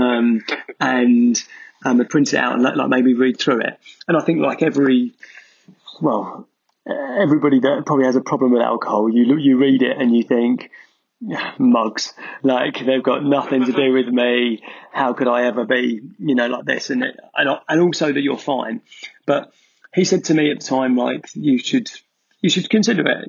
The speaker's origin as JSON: {"language": "English", "area": "Essex", "region": "East of England", "country": "United Kingdom", "tie": "born or raised there", "also_born_or_lived": "Manchester", "moved": "as an adult", "said": "I grew up in Essex"}